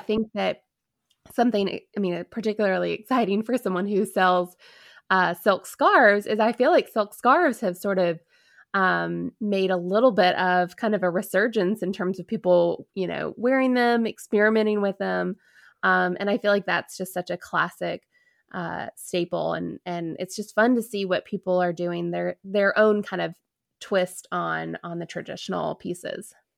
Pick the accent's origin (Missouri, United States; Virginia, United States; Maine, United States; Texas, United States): Virginia, United States; DC; I grew up a, right outside of, um, Washington, D C, so I grew up in Virginia